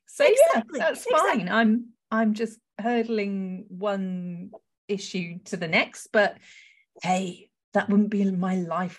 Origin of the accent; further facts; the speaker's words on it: Wales, United Kingdom; I am Welsh